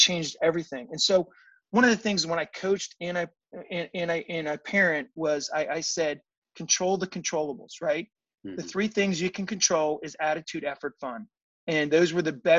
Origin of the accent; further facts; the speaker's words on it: Virginia, United States; I grew up in Virginia, and my parents were from Baltimore